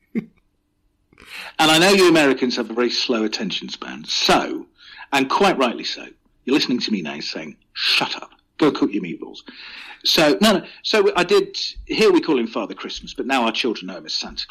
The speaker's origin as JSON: {"language": "English", "area": "near Glastonbury", "region": "South West England", "country": "United Kingdom", "tie": "born or raised there", "said": "I grew up in Southwest England. So 10 miles from where I grew up is Glastonbury."}